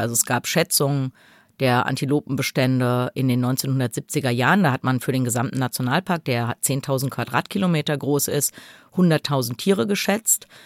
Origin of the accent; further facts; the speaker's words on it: Germany; wir sind Deutsche, wir wollen nur nach Hause.